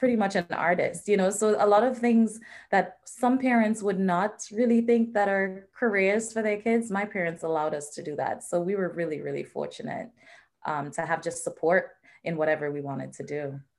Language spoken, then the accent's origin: English; Trinidad & Tobago; moved away as an adult; now in United States; So I was born and raised in the Twin Island Republic of Trinidad and Tobago